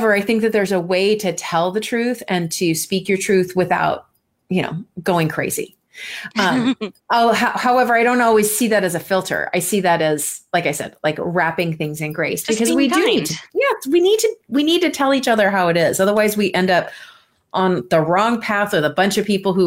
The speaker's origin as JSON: {"language": "English", "region": "California", "country": "United States", "tie": "born or raised there", "also_born_or_lived": "Minnesota", "moved": "yes", "lives_now": "Seattle, United States", "said": "I was born in Minnesota, raised in California, and I've lived here in the Seattle area for almost 20 years now."}